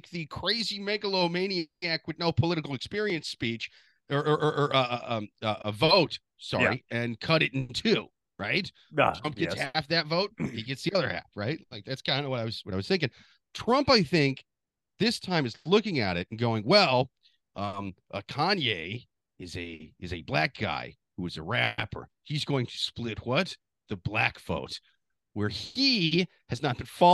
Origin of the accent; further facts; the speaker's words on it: Midwest, United States; as a Midwesterner